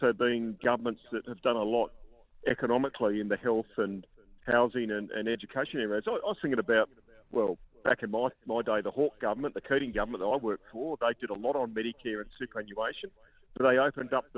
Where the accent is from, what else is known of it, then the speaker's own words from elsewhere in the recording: Adelaide, South Australia, Australia; my hometown of Adelaide